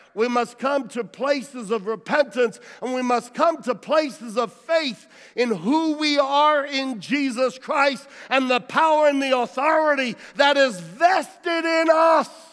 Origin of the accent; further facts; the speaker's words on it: United States; I'm an American and I'm proud to be American, and while I am genetically have DNA that has roots in Italy